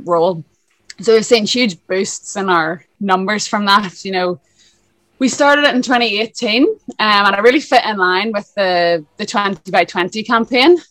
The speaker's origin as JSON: {"language": "English", "town": "Lisburn", "region": "Northern Ireland", "country": "United Kingdom", "moved": "as an adult", "lives_now": "Dublin, Ireland", "said": "I'm originally from Lisburn, up north, hence the accent. Uh, and then I moved to Dublin in 2011"}